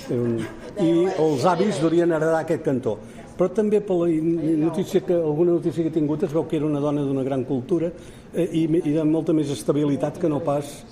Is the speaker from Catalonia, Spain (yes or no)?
no; Majorca, Balearic Islands, Spain; Jo vaig néixer a Mallorca, com els tres grans